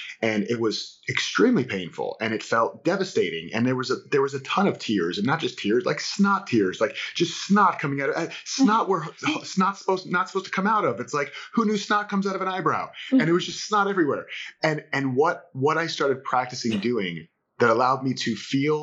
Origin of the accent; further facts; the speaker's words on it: Florida, United States; I'm from Florida